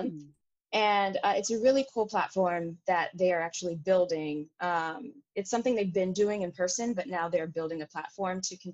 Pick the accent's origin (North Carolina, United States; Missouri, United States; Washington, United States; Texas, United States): Texas, United States; Houston; moved away; I'm going to be directing my first show at home. I'm from Houston